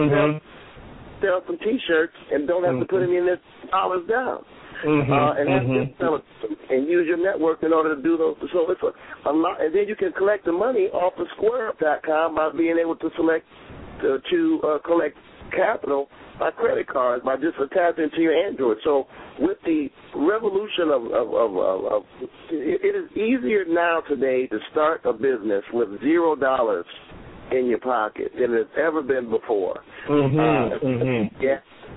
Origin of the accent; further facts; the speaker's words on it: Detroit, Michigan, United States; now in New York, United States; my hometown of Detroit